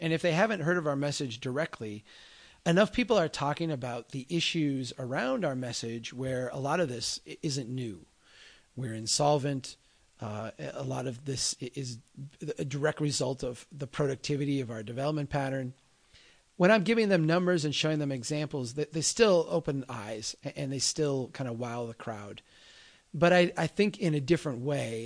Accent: Midwest, United States; also born or lived in Minnesota; my Midwestern eyes

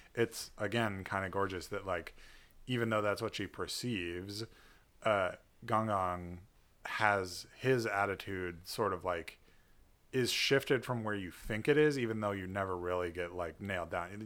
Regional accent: United States; an American who is not a Buddhist

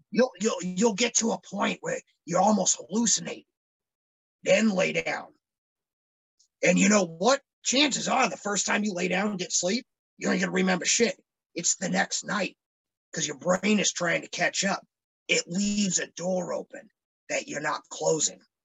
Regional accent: Phoenix, Arizona, United States; moved away; growing up, I grew up in Phoenix, Arizona.

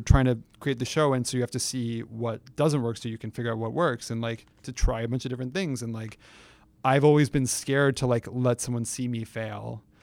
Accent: San Francisco, California, United States; moved away

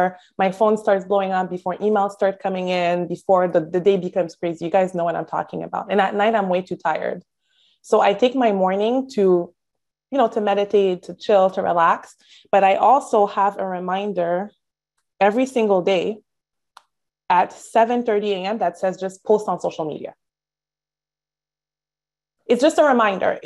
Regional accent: Montreal, Quebec, Canada; moved away as an adult; now in Miami, United States; I'm from Montreal, Canada, by the way. I've only been in Miami 8 years.

